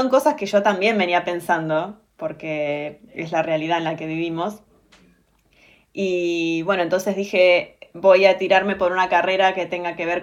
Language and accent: Spanish; Olavarría, Buenos Aires Province, Argentina; born there; also born or lived in Bahía Blanca; Soy nacida en Olavarría